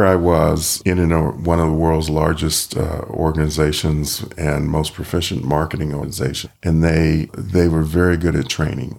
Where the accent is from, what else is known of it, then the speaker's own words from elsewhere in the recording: Virginia, United States; also born or lived in Ohio Valley / Los Angeles / Long Beach, California / San Diego, California; now in Reno, United States; I grew up on the East Coast in Virginia on the Chesapeake Bay